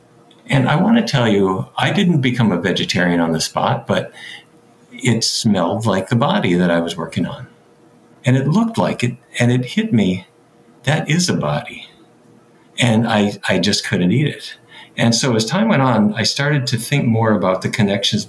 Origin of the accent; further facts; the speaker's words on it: Fargo, North Dakota, United States; I grew up in North Dakota.